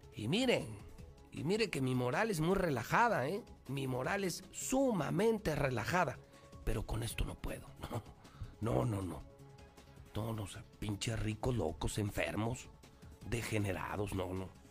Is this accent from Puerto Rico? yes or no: no; Aguascalientes, Mexico; Yo no quiero esto para Aguascalientes. Yo no quiero esto para mi tierra